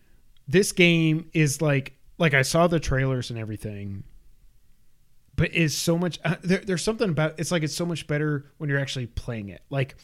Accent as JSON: {"language": "English", "region": "New York", "country": "United States", "said": "We're from New York. I don't care."}